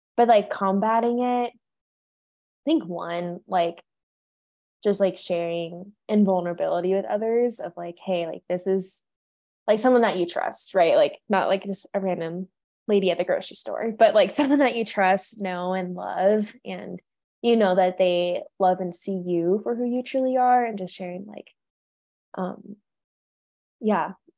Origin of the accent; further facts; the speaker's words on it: California, United States; moved away as an adult; now in Colorado, United States; I am from California.